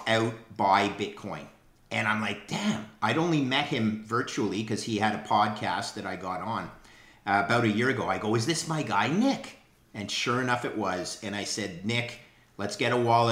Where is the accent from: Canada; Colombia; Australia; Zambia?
Canada; As a Canadian